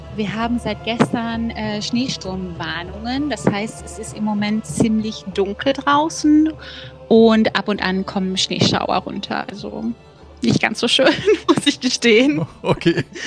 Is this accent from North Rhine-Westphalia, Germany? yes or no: yes; Bochum, North Rhine-Westphalia, Germany; moved away as an adult; now in Reykjavik, Iceland; ich komme ja aus dem Ruhrgebiet ursprünglich, ähm, aus Bochum